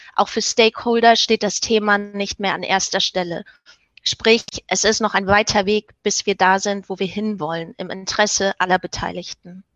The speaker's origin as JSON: {"language": "German", "region": "Hamburg", "country": "Germany", "moved": "as an adult", "lives_now": "Denmark", "said": "Ich, ich komme aus Hamburg, aber ich bin derzeit in Dänemark"}